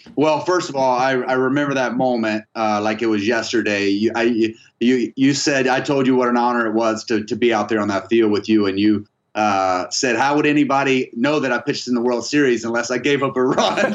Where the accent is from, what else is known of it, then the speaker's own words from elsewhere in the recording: Tallahassee, Florida, United States; I grew up in, in Tallahassee